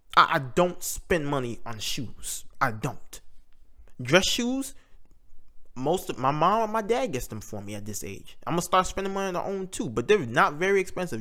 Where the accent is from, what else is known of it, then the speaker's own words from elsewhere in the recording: United States; We may not claim America, but we live here.